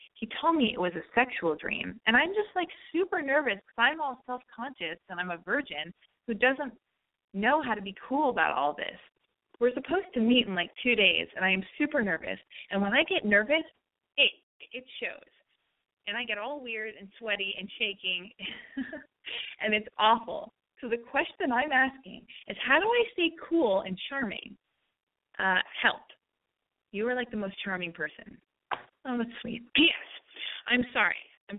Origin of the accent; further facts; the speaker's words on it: Montreal, Quebec, Canada; I'm from Montreal, and I turn 18 in a week.